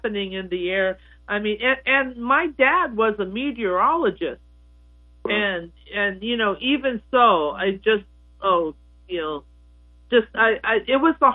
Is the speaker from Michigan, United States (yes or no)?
no; Reno, Nevada, United States; moved away; also born or lived in Southern California; I grew up in Reno, which is on the eastern side of the Sierra Nevada